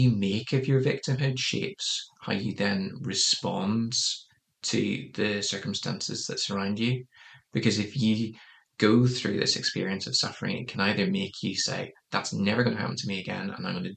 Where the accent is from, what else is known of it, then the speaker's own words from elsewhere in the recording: Northern Ireland, United Kingdom; moved away; growing up in Northern Ireland